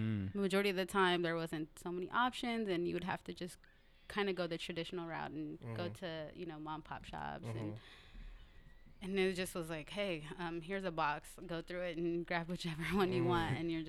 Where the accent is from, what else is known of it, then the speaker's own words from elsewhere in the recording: Seattle, Washington, United States; Yeah, correct? South Seattle.